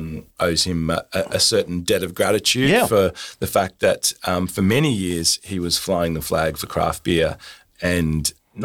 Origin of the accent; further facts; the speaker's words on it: Melbourne, Victoria, Australia; moved away as an adult; now in Sunshine Coast, Australia; So I'm from Melbourne originally.